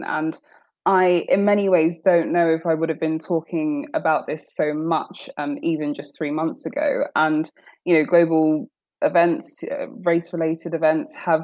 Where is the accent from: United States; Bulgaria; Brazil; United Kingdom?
United Kingdom; London; I grew up in North London, in Tottenham